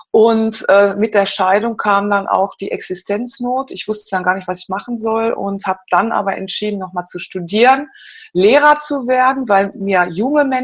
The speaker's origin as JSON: {"language": "German", "town": "Gelsenkirchen", "region": "North Rhine-Westphalia", "country": "Germany", "tie": "born or raised there", "said": "ich bin nämlich im Bergbau, Kind, also ein Ruhrgebietsmädchen. Ich komme ursprünglich, geboren bin ich in Gelsenkirchen."}